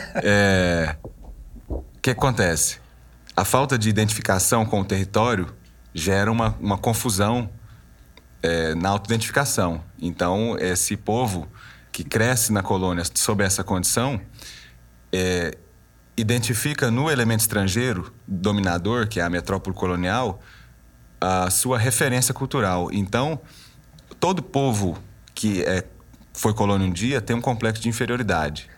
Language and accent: Portuguese; Goiás, Brazil; also born or lived in Belgium; eu sou goiano, serratense